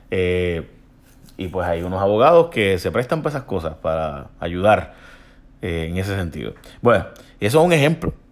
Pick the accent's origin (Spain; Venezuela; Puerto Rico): Puerto Rico; Mayagüez; pero es que no tengo que ver con eso porque son las de San Juan, yo soy de Mayagüez y la de Ponce no tiene que ver con eso.